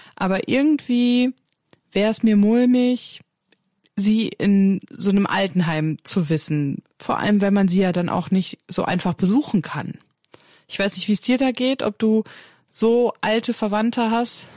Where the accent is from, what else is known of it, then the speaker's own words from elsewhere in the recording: Germany; bei uns in Deutschland